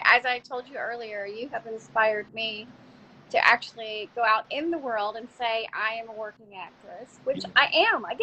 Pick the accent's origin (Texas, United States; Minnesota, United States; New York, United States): Texas, United States; I grew up here in Texas